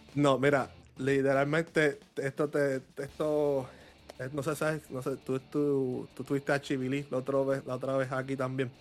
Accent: Puerto Rico; also born or lived in New York; soy de Puerto Rico

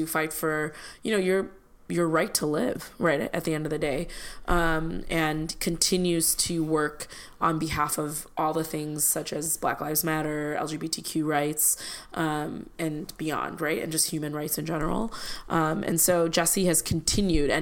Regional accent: Chicago, Illinois, United States; as a kid growing up in Chicago

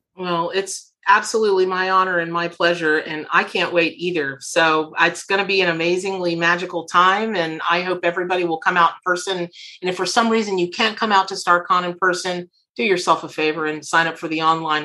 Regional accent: Florida, United States; I grew up here in Florida

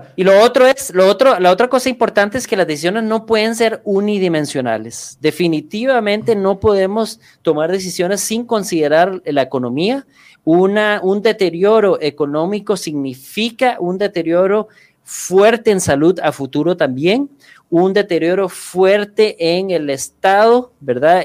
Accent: Costa Rica

